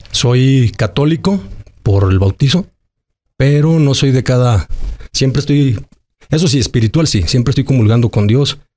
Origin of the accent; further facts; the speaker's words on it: Aguascalientes, Mexico; Soy un chavo que, crecí en Aguascalientes, en el barrio. Soy gente barrio.